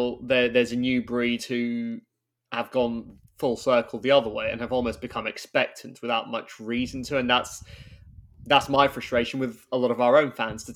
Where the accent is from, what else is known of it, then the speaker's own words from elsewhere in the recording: London, United Kingdom; being from North London